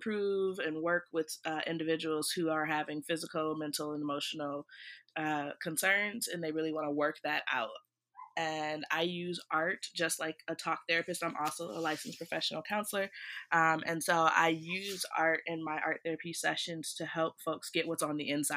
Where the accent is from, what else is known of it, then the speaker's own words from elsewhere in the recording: Beloit, Wisconsin, United States; moved away as an adult; also born or lived in Maryland / Washington, D.C.; I'm from Beloit, Wisconsin. I'm excited to share my little hometown with everybody in the world